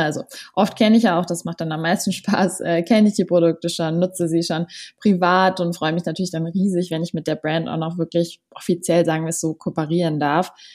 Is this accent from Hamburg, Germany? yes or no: no; Berlin, Germany; ich komme aus Berlin, 25 Jahre alt